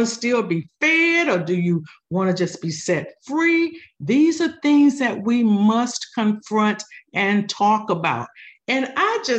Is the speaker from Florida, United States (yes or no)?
yes; Cocoa, Florida, United States; moved away; Growing up in Cocoa, Florida with my grandparents, I was a teenager